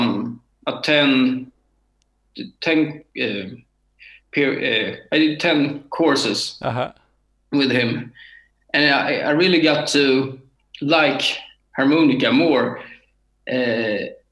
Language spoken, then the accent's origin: English; Örebro, Örebro County, Sweden; English is a second language; I'm from Sweden in a town called Örebro. It's between Stockholm and Gothenburg